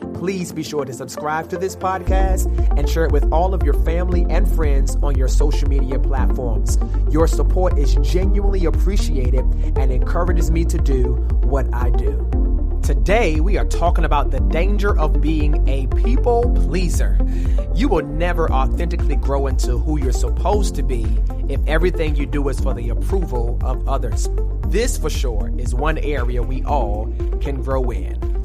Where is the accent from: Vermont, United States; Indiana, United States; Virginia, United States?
Virginia, United States; Norfolk; I grew up in Norfolk